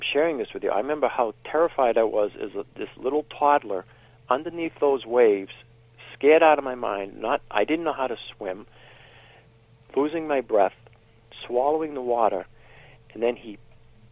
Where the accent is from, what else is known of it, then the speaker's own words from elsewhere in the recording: Billerica, Massachusetts, United States; also born or lived in Boston, Massachusetts / Cambridge, Massachusetts; the family I was part of moved up to Billerica, Mass